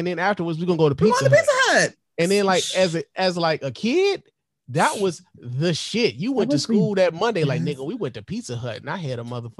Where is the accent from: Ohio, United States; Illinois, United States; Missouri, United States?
Illinois, United States; Chicago; now in Detroit, United States; I'm from Chicago. I've lived in Detroit most of my life, right?